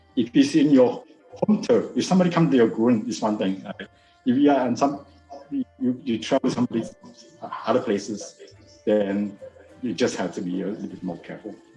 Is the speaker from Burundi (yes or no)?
no; George Town, Penang, Malaysia; I was born in Malaysia. I was born in Penang. It's actually northern Malaysia. So we are very close to the Thai border